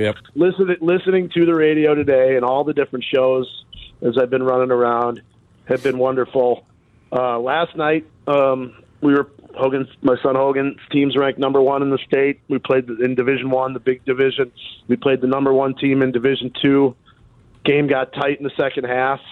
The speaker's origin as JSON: {"language": "English", "town": "Chicago", "region": "Illinois", "country": "United States", "said": "I'm from Chicago area"}